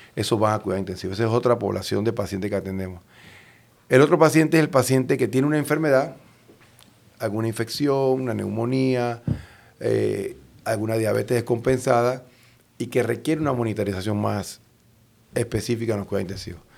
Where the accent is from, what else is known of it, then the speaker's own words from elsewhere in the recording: Panama; nuestra población en Panamá